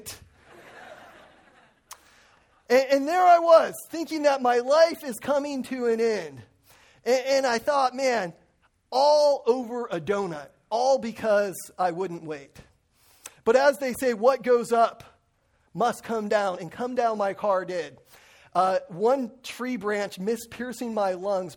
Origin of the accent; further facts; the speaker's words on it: Lake Arrowhead, California, United States; moved away; also born or lived in Crestline; I grew up in the mountains of Crestline and Lake Arrowhead